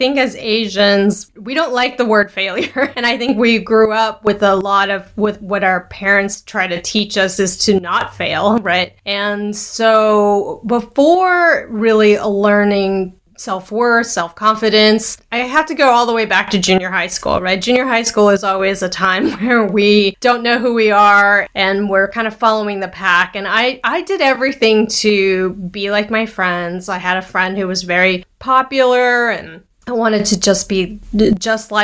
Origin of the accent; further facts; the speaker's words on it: Taipei, Taiwan; I'm Taiwanese. I was born in Taiwan, Taipei, Taiwan